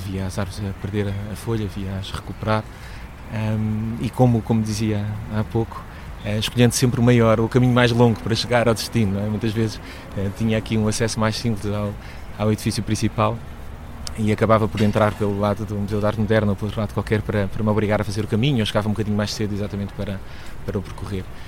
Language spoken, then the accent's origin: Portuguese; Lisbon, Portugal; eu nasci em Lisboa, nasci em, em Campo de Ourique